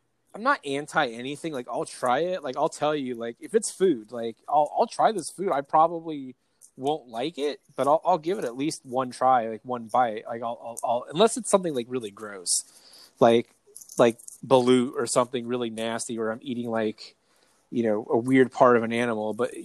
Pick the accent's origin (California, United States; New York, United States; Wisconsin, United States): California, United States; East County; I'm from East County, and I don't even do NASCAR.